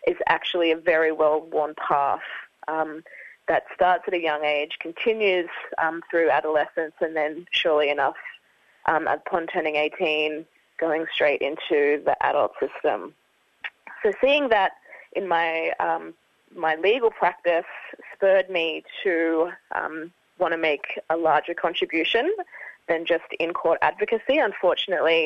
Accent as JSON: {"language": "English", "town": "Rockhampton", "region": "Queensland", "country": "Australia", "tie": "born or raised there", "said": "I was born and raised on Dharambul country in Rocky"}